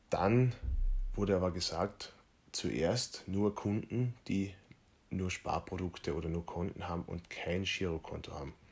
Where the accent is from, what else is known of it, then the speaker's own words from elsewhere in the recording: Feldkirchen, Carinthia, Austria; Bankberater in meiner kleinen Stadt, in Feldkirchen in Kärnten, aus der ich ursprünglich komme. Ich bin ja Kärntner.